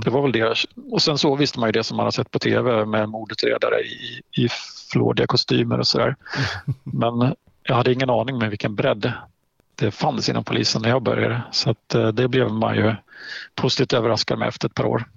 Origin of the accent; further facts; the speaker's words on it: Halland County, Sweden; moved away as an adult; now in Östersund, Sweden; jag är en hallänning i, i grund och botten, född och mm. uppvuxen på västkusten